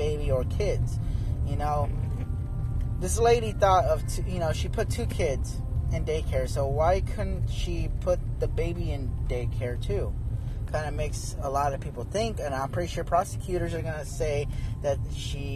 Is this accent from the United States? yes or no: yes; Arizona, United States; I'm from Arizona